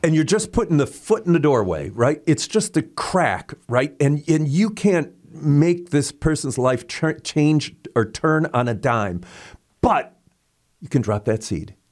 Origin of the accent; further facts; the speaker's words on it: St. Louis, Missouri, United States; I was from Saint Louis